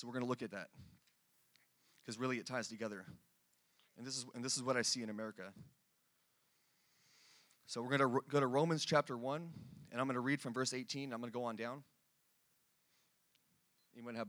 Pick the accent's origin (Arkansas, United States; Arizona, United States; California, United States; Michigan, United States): California, United States; now in Dallas, United States; I'm from California